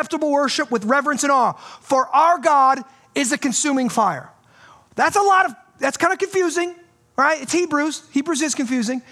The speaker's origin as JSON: {"language": "English", "country": "United States", "said": "I'm an American. I'm proud to be an American"}